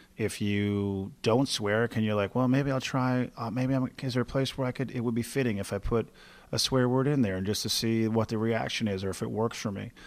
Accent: Newfoundland and Labrador, Canada; moved away as an adult; also born or lived in Halifax; I moved away from Newfoundland to go find a stand-up career. So I kinda had to leave home from the beginning.

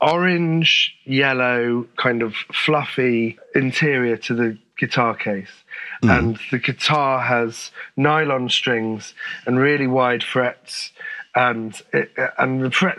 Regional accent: St Albans, East of England, United Kingdom; moved away as an adult; also born or lived in Finsbury Park, London; now in Holloway, London, United Kingdom; I grew up in Finsbury Park until I was about 7 or 8. And then we moved to St. Albans.

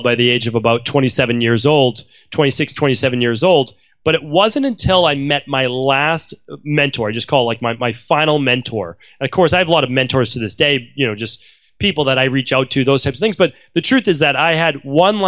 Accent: Medford, Massachusetts, United States; I grew up in Medford, Massachusetts

